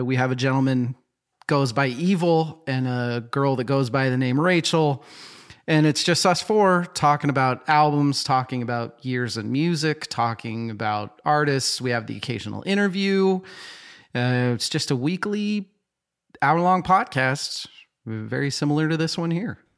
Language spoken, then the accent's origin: English; Boise, Idaho, United States; I grew up in Boise, Idaho